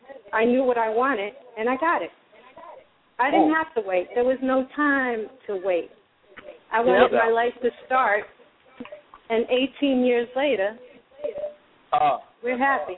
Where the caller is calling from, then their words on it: Jersey City, New Jersey, United States; I'm calling from Jersey City.